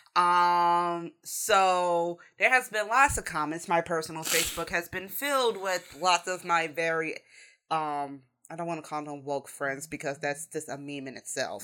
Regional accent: United States; as a American and Westerner in general

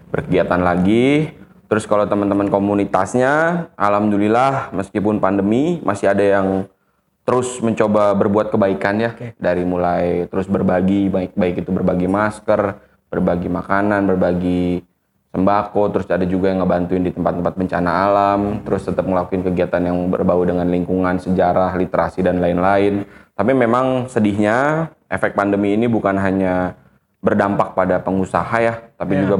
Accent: Bogor, West Java, Indonesia; karena gue lahir dan besar di Bogor gue merasa gue punya utang sama kota ini

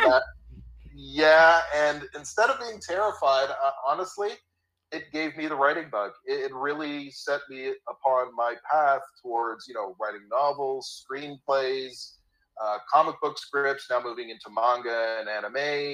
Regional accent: Toronto, Ontario, Canada; I'm born and bred in Toronto. Worked here all my life

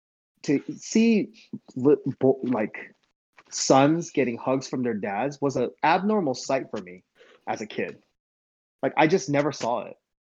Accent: Seoul, South Korea; moved away; also born or lived in Ohio, United States; Because my mom hated living in Ohio because we came from Seoul, where it's a big city.

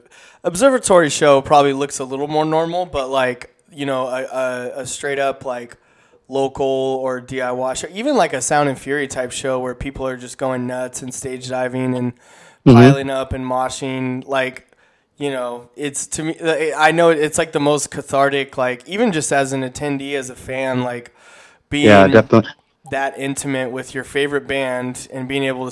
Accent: Corona, California, United States; I grew up in Corona, so Riverside's right next door

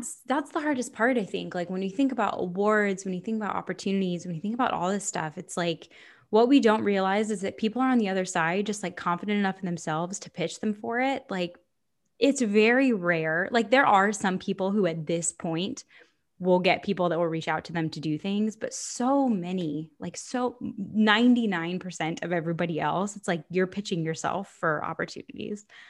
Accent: Florida, United States; moved away; I'm from Florida

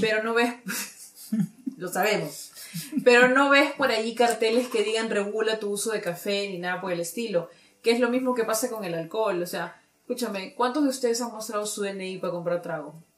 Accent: Peru

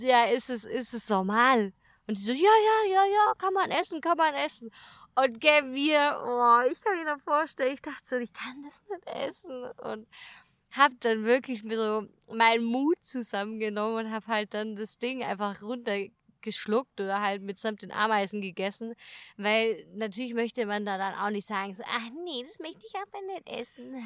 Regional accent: Germany; bei uns in Deutschland

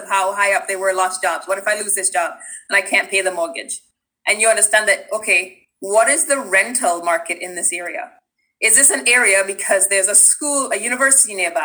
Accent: Trinidad & Tobago; moved away; growing up in Trinidad

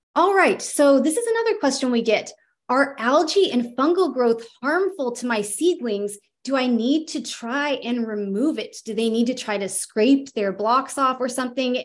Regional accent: California, United States; now in Virginia, United States; I'm actually from California

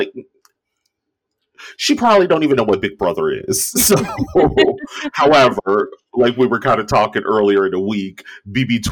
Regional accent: Cincinnati, Ohio, United States; moved away as an adult; I moved away from Cincinnati the moment I graduated high school

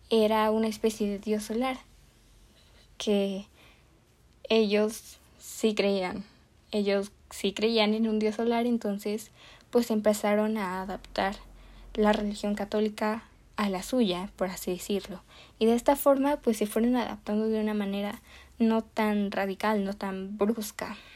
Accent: Mexico; nuevamente, pienso que como mexicanos podemos llegar a creernos expertos en este tema, porque claro, somos los conquistados

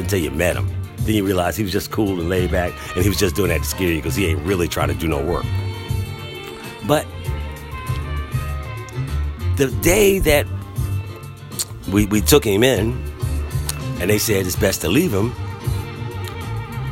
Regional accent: Philadelphia, Pennsylvania, United States; moved away; also born or lived in Durham, North Carolina; I grew up in Philadelphia

